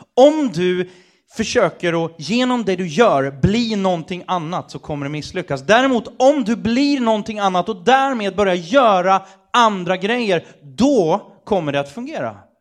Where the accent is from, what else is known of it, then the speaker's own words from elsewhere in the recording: Sweden; som svensk